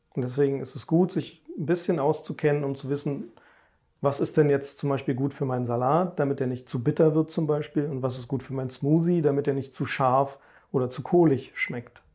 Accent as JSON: {"language": "German", "region": "Berlin", "country": "Germany", "tie": "born or raised there", "said": "Also ich bin ja in Berlin groß geworden, richtiges Stadtkind"}